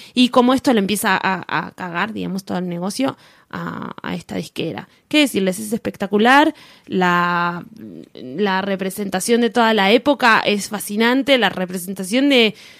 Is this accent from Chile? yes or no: no; Argentina; nosotros que tenemos mayoría de mayoría de inmigrante italiano acá en Argentina